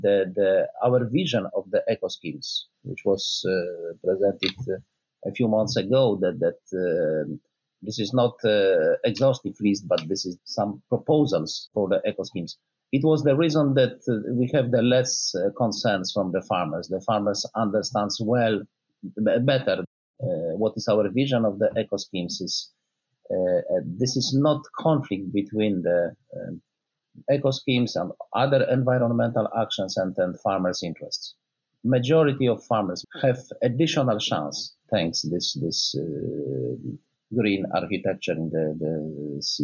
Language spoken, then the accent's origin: English; Poland; my home country, Poland